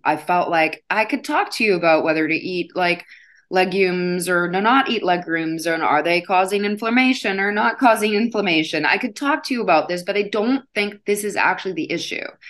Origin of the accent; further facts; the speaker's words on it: Midwest, United States; I grew up in the Midwest